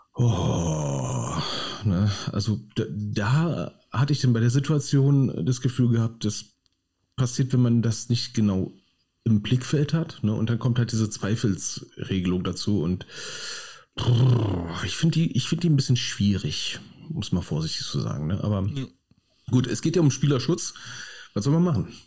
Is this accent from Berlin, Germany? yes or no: yes; Berlin, Germany; now in Krefeld, Germany; Ich stehe als Berliner am Hauptbahnhof in Düsseldorf